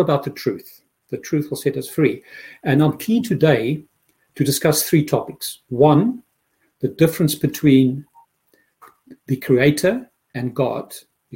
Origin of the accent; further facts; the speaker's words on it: Pretoria, Gauteng, South Africa; moved away as an adult; also born or lived in London; now in Dublin, Ireland; I grew up in Pretoria, South Africa, most probably the most conservative Christianity that you can have on earth